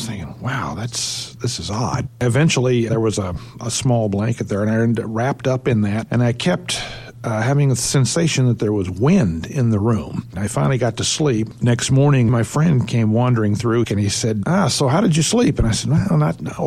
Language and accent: English; Oklahoma City, Oklahoma, United States; also born or lived in Hawaii; I'm from Oklahoma City